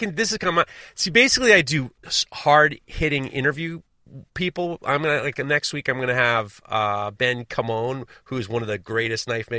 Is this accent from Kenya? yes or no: yes; Kenya; I feel as though I have the experience of being a Kenyan college graduate.